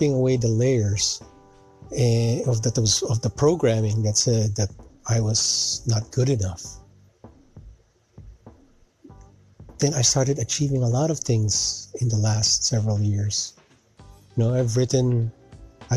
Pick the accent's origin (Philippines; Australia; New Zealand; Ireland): Philippines; also born or lived in Canada; now in United States; growing up in the Philippines, living in Canada, and now living here in the U.S.